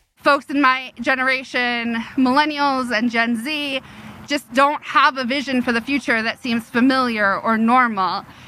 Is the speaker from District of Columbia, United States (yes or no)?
yes; Washington, District of Columbia, United States; I'm from Washington, D.C. Mm-hmm. Like I grew up in D.C. in the 90s